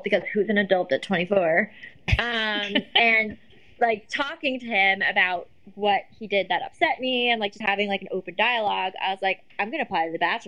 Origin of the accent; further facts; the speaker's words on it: New Jersey, United States; moved away as an adult; now in New York City, United States; I'm originally from New Jersey. And I'm from North Jersey